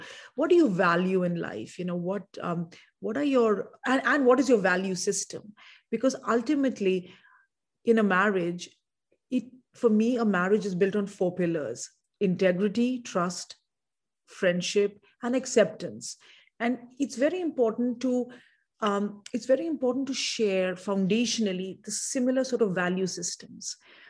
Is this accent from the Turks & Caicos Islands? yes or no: no; India; perhaps in part to do with the fact that I'm from India